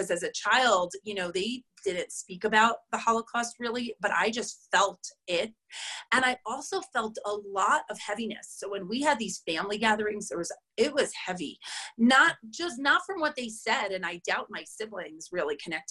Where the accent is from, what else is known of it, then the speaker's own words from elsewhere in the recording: New York City, New York, United States; moved away as an adult; now in Boulder, United States; I'm from New York, from Queens. Like, I went to day school